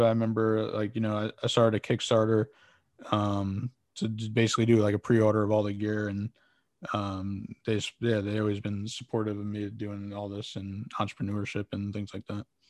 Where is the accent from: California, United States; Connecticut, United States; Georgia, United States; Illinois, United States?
Connecticut, United States; West Haven; I'm from, uh, West Haven, Connecticut.